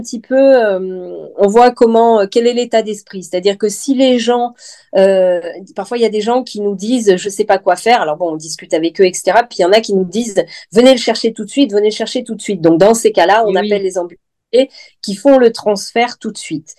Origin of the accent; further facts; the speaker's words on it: Lyon, Auvergne-Rhône-Alpes, France; moved away as an adult; also born or lived in Nouméa, New Caledonia; now in Vence, France; Je suis lyonnaise à la base et je voulais pas retourner à Lyon